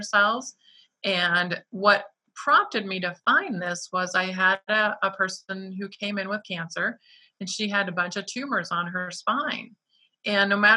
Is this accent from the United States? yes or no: yes; Detroit, Michigan, United States; I'm from Detroit